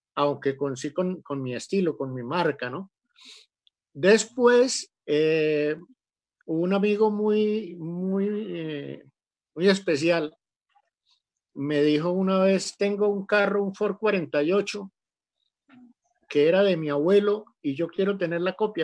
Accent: Rionegro, Santander, Colombia; moved away as an adult; now in Antioquia, Colombia; soy santanderiano, de Río Negro, Santander, un pueblito que queda a 20 minutos de Bucaramanga, yendo hacia la costa viví toda la vida en el campo, mi, hasta los 14 años

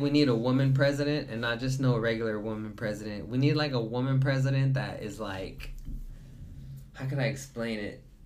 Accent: the South, United States; I was born in the South

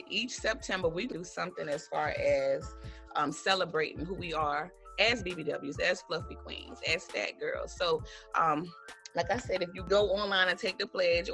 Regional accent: Henderson, United States; here in my hometown in Henderson

